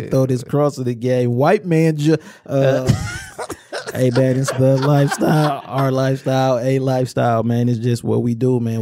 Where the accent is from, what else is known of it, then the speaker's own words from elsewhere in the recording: Inkster, Michigan, United States; also born or lived in Romulus, Michigan; I'm from Inkster, but really I rep the whole area because I spent a lot of time in Romulus